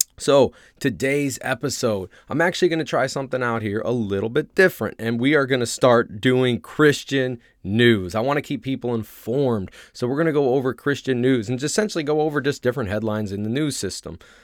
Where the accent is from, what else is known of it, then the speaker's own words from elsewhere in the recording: Ohio, United States; moved away as an adult; I grew up in Ohio